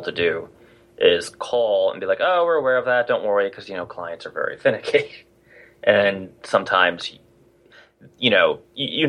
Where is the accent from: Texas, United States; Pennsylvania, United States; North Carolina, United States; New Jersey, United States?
New Jersey, United States; It says on my Twitter profile that I'm from New Jersey.